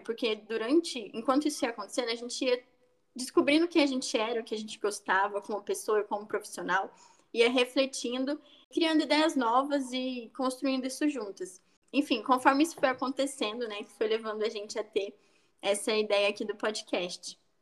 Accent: interior of São Paulo, Brazil; eu tenho 21 anos, sou também do interior de São Paulo

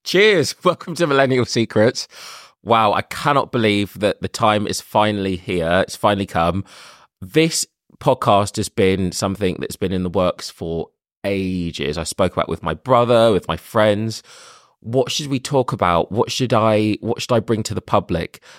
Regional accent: London, United Kingdom; I am from London. I've lived here for twenty-eight years

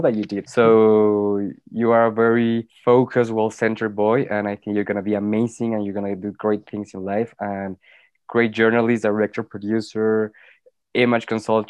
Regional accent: Morelia, Michoacán, Mexico; moved away; I was born in Morelia

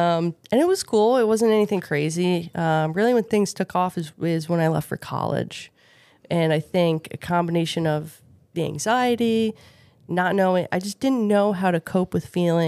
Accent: outside of Philadelphia, Pennsylvania, United States; I grew up outside of Philly, in a really nice suburb, two parents.

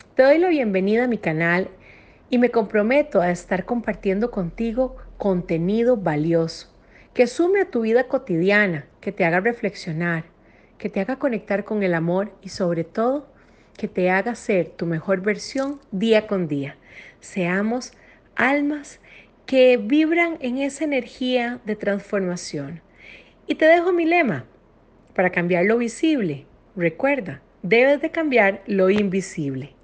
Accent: Costa Rica; soy costarricense

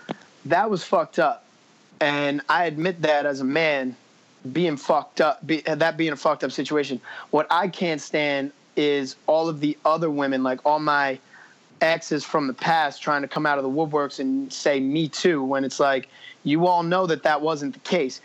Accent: New Jersey, United States; I'm from Jersey.

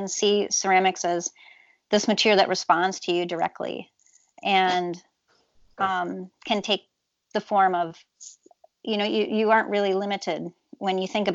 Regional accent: Twin Cities area, Minnesota, United States; I come from the Twin Cities area, although rural area around the Twin Cities.

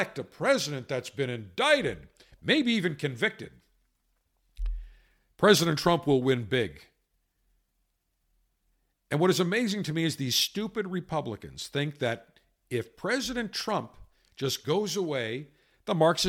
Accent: Buffalo, New York, United States; Growing up as a kid in Buffalo, I was a huge sports fan as a kid.

